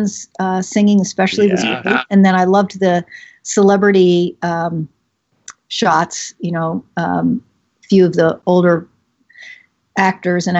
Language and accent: English; Chicago, Illinois, United States; I'm from Chicago